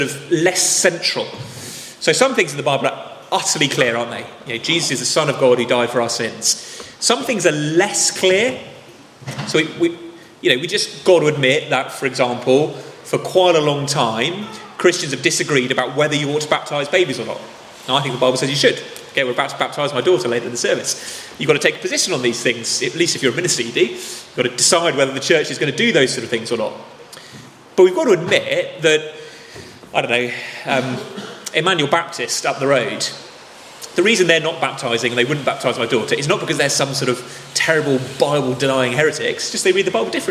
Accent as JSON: {"language": "English", "region": "England", "country": "United Kingdom", "said": "we're English"}